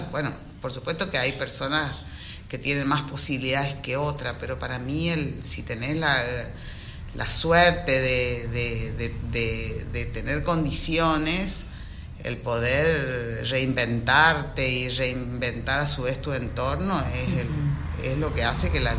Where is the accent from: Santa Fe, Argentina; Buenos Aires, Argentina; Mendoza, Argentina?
Buenos Aires, Argentina; born or raised there; moved away as an adult; now in Goya, Argentina